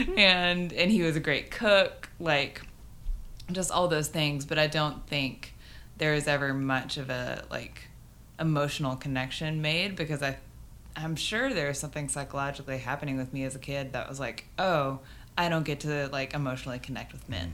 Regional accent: Garland, Texas, United States; moved away as an adult; also born or lived in Birmingham, Alabama / Lubbock, Texas / Florence, Alabama; now in Nashville, United States; Garland, Texas.

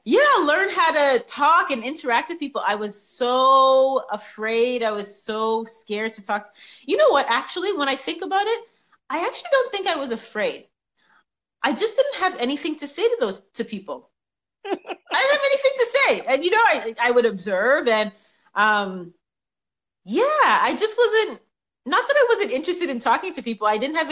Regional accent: Toronto, Ontario, Canada; born there; Oh, gosh. Well, I was born in Toronto. I was born in Toronto. We moved around a lot.

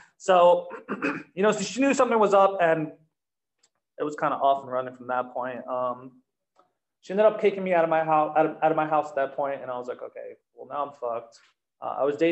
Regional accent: New Jersey, United States; moved away; Back in New Jersey, I'm also from New Jersey

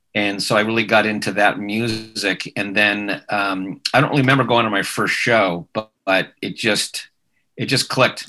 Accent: Manhattan Beach, California, United States; I grew up in Manhattan Beach, and uh, my parents were very much into music

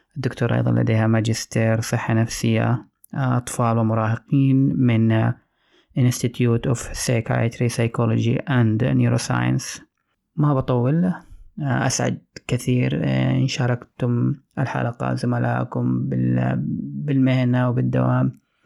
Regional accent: Saudi Arabia; عندنا في السعوديه

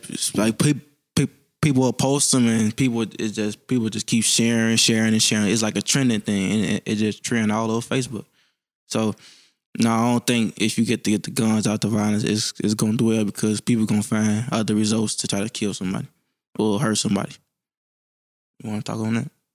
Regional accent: Chicago, Illinois, United States; I'm from Chicago, Illinois, Southside. I grew up on, um, eighty-first and Sangamon

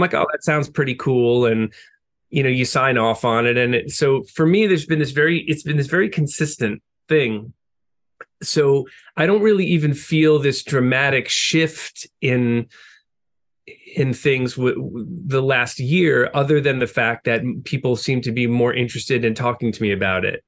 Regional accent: Long Island, New York, United States; growing up on Long Island

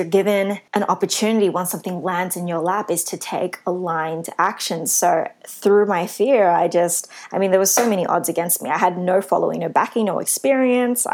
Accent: Sydney, New South Wales, Australia; being a Filipino, Asian, Australian woman from Western Sydney.

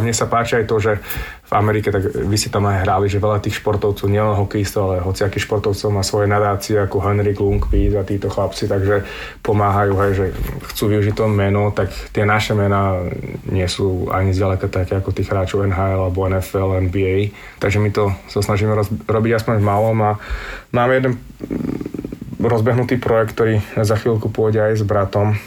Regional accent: Spišská Nová Ves, Košice Region, Slovakia; moved away; also born or lived in Sweden; som zo Spiske Novej si

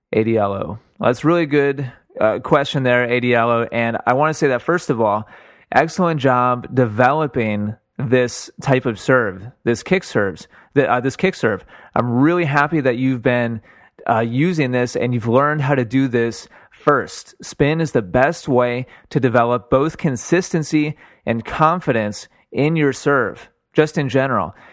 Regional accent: Milwaukee, Wisconsin, United States; moved away; I'm from Milwaukee originally

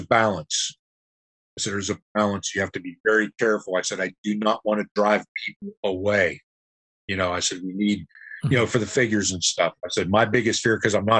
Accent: Pittsburgh, Pennsylvania, United States; also born or lived in Youngstown, Ohio / Ohio; now in Louisville, United States; I was raised in Pittsburgh. Got transplanted to Ohio for 40 years

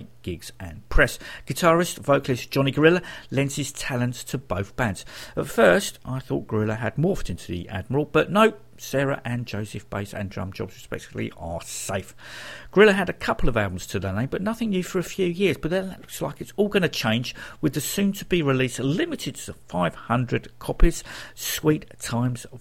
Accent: Croydon, London, United Kingdom; Growing up in Croydon during the 70s and 80s

